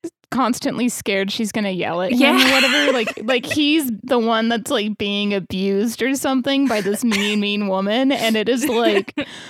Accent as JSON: {"language": "English", "region": "West Texas", "country": "United States", "said": "I'm from West Texas, and we mm-hmm. will draw out our vowels for sure"}